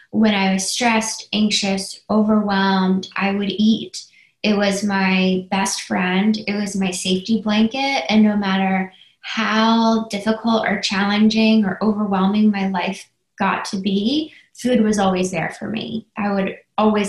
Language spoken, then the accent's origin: English; Philadelphia, Pennsylvania, United States; I'm from Philadelphia